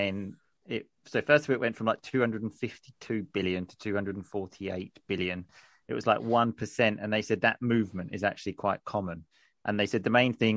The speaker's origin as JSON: {"language": "English", "area": "Essex", "region": "East of England", "country": "United Kingdom", "moved": "as an adult", "lives_now": "Sicily, Italy", "said": "And I'm from England. I'm originally from Essex, but I currently live in Sicily"}